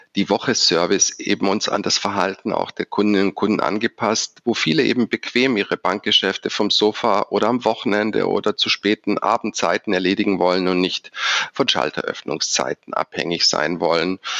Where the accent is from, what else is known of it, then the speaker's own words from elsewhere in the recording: Stuttgart, Baden-Württemberg, Germany; also born or lived in Düsseldorf; Als Schwabe bezeichne ich mich deshalb, weil ich in Stuttgart geboren und aufgewachsen bin